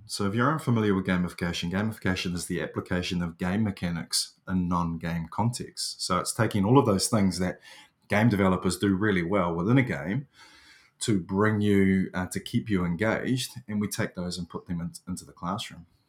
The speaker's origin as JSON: {"language": "English", "country": "New Zealand", "said": "I'm New Zealanders."}